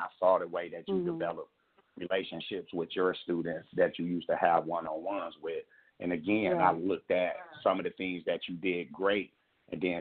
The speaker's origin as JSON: {"language": "English", "town": "Muskegon Heights", "region": "Michigan", "country": "United States", "tie": "born or raised there", "said": "Growing up in Muskegon Heights"}